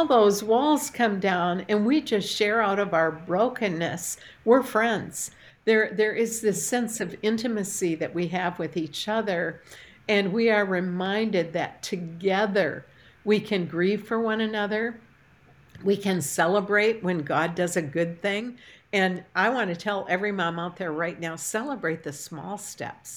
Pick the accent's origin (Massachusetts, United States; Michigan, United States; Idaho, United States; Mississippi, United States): Michigan, United States; Port Huron; moved away; I had taught a Bible study fellowship class in my hometown when we lived in Port Huron, Michigan